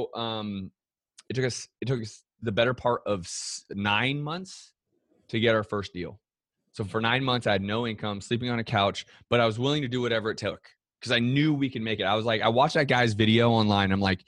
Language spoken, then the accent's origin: English; California, United States; moved away as an adult; also born or lived in Boston; that had me actually living in Boston at one point. And I'm from California originally.